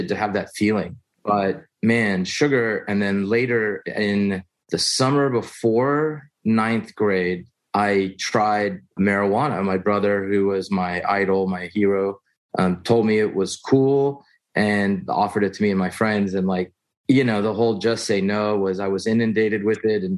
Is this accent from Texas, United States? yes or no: yes; Houston, Texas, United States; I was born in Houston, Texas, middle child of three, you know, middle class